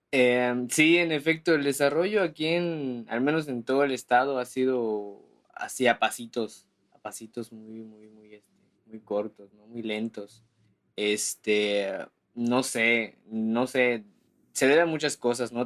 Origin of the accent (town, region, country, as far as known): Campeche, Mexico; born or raised there